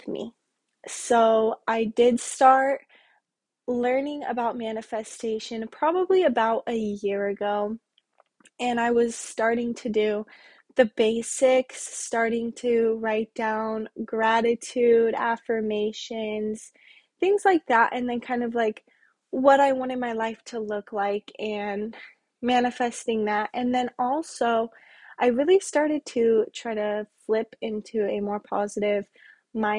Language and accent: English; Wyoming, United States; now in Las Vegas, United States; I'm from Wyoming and I currently live in Las Vegas with my boyfriend